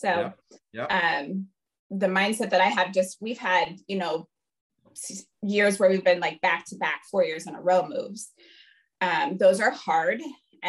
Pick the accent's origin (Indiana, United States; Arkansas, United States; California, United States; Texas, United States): Indiana, United States; Fort Wayne; moved away as an adult; a small NAIA school in my hometown in Fort Wayne, Indiana